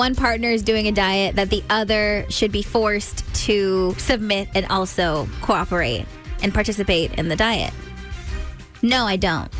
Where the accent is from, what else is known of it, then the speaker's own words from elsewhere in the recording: Stockton, California, United States; moved away; in Stockton, my hometown